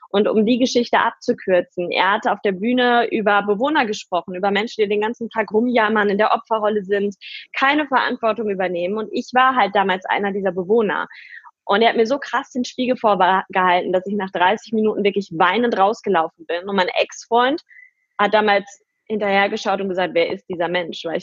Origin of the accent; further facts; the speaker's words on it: Paderborn, North Rhine-Westphalia, Germany; Ich bin halt wirklich so ein klassisches Dorfmädchen. Ich bin bei Paderborn aufgewachsen, in einem Vorort, äh, total behütet, äh, mit meinen Eltern gemeinsam, mit meinem Bruder.